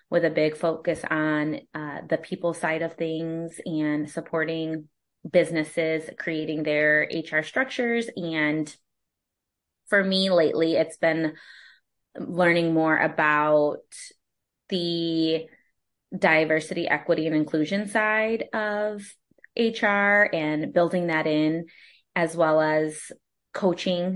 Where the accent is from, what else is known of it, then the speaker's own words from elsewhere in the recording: Holland, Michigan, United States; also born or lived in Kalamazoo, Michigan / Austin, Texas; now in Grand Rapids, United States; I am from Holland, Michigan originally, which is West Michigan, and I was born and raised there